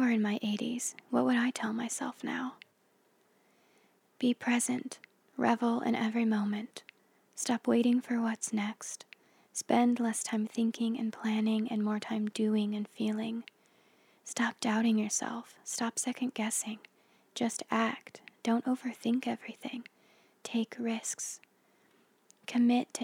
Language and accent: English; United States; I grew up in the Mojave Desert in a meth lab on the edge of nowhere